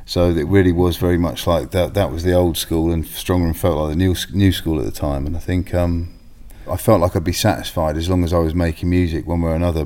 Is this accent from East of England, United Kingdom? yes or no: yes; Bishop's Stortford, East of England, United Kingdom; I grew up in Bishop Stortford